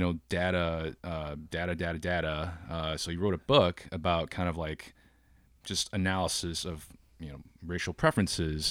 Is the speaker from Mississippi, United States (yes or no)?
no; Wheaton, Illinois, United States; moved away as an adult; also born or lived in China; now in Oakland, United States; I was born in China. I moved to the States when I was nine. Uh, so I'm a first generation immigrant. and, uh, grew up in Chicago in the suburbs